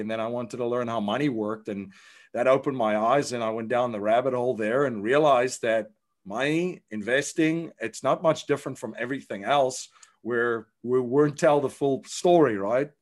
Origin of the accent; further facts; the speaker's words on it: South Africa; I grew up in South Africa